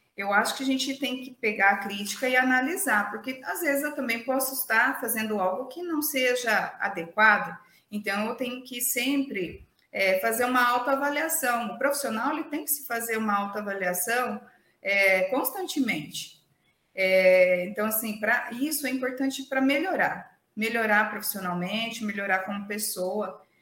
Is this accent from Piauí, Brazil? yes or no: no; interior of São Paulo state, Brazil; moved away as an adult; now in Sorriso, Brazil; eu sou de São Paulo, do interior de São Paulo, né, não da capital, e sempre vivi no interior